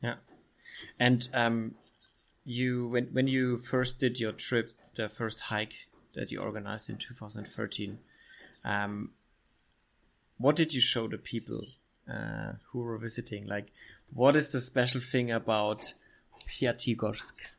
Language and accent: English; Middle Franconia, Bavaria, Germany; English is a second language; where I come from in Bavaria, in Germany, Bavaria